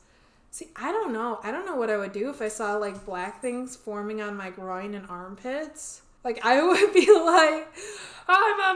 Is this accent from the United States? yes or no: yes; United States; we're American